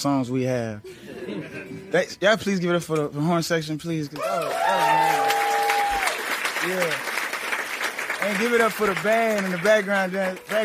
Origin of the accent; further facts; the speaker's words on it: New Orleans, Louisiana, United States; I'm from New Orleans